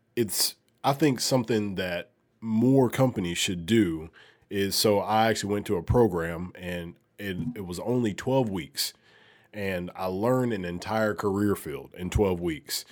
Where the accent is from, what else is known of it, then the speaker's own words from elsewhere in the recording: Alabama, United States; moved away as an adult; now in Memphis, United States; I'm from Alabama